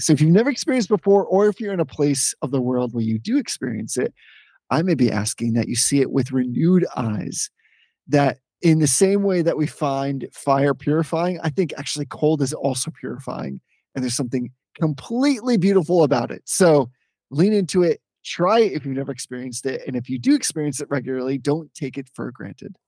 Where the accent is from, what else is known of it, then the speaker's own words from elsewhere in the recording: Northeast, United States; growing up in the Northeast